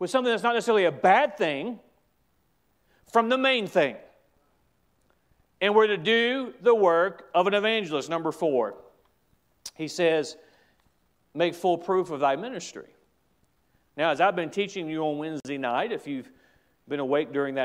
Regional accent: United States; As an American

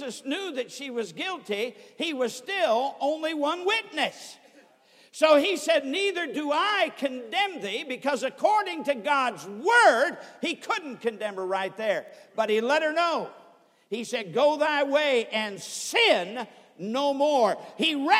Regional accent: Sturgis, Michigan, United States; I was brought up in Sturgis, Michigan

